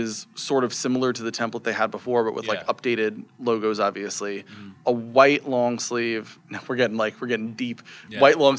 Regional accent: Staten Island, New York, United States; Staten Island.

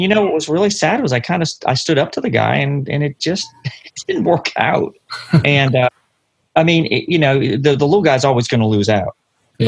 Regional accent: London, Ontario, Canada; also born or lived in Ottawa, Ontario / Wake County, North Carolina; now in North Carolina, United States; But I was born and raised in London, and uh, I spent about two years in Ottawa before I moved down here uh, in 1984.

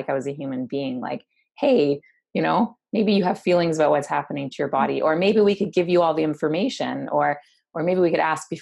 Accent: Hamilton, Ontario, Canada; also born or lived in Waterloo; I grew up in Hamilton and my mom moved us to Waterloo

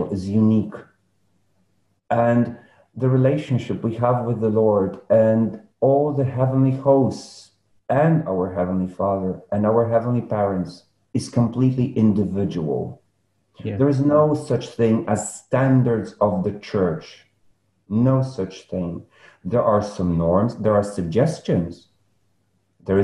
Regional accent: Poland; I was born in Poland

